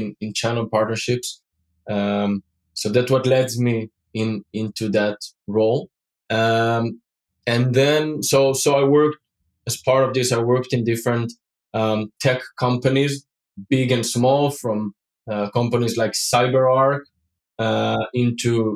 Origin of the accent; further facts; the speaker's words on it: Israel; now in Europe; So today I'm based in Europe. But I grew up and I was born in Israel